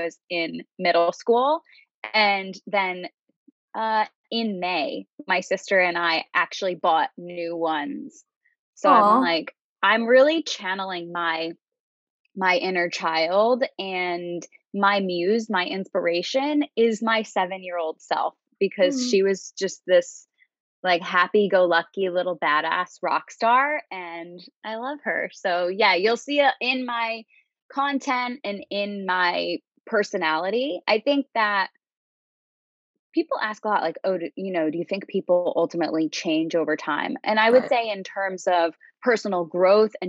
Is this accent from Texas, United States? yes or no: no; Connecticut, United States; I am from Connecticut originally, and that's where I'm calling from